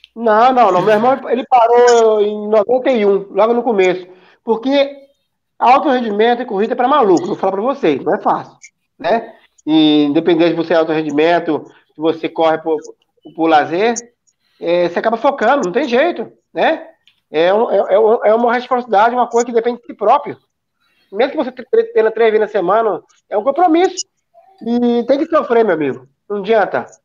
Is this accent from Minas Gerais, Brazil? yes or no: yes; Descoberto, Minas Gerais, Brazil; lá na minha cidade de descoberto